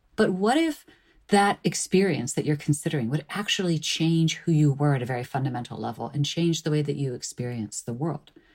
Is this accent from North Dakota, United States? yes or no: no; suburbs of Chicago, Illinois, United States; I grew up in the suburbs of Chicago